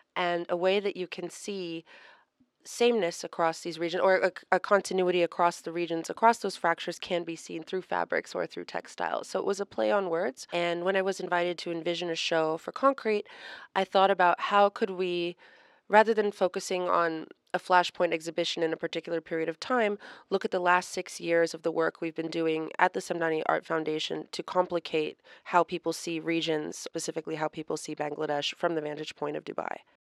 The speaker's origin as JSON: {"language": "English", "country": "United States", "said": "I'm American"}